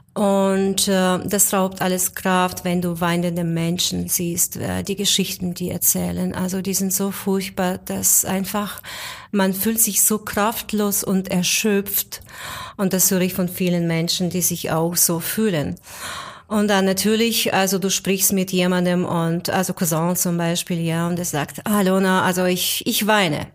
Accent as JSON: {"language": "German", "area": "near Vinnytsia", "region": "Vinnytsia Oblast", "country": "Ukraine", "tie": "born or raised there", "also_born_or_lived": "Moscow, Russia", "moved": "yes", "lives_now": "Germany", "said": "eigentlich neben Stadt Vinica, also nicht direkt in Vinica, aber in der Nähe von Stadt Vinica. Das ist südwestlich, also 200 Kilometer südwestlich von Kiew ungefähr"}